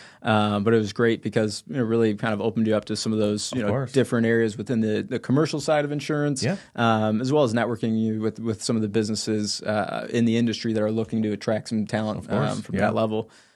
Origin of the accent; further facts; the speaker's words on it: Chicago, Illinois, United States; now in Phoenix, United States; That is home now. Yeah, born and raised in the Chicago area, but I've lived out there for about going on 3 years now.